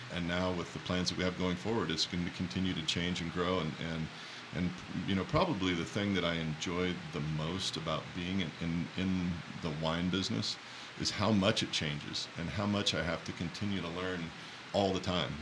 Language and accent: English; Walla Walla, Washington, United States; I grew up in Walla Walla and then doubled back and came back home to my hometown to make wine